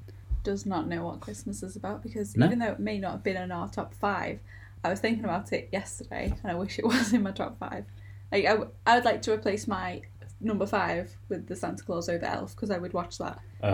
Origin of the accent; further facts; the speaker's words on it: Liverpool, North West England, United Kingdom; I'm 28, and I'm from Liverpool.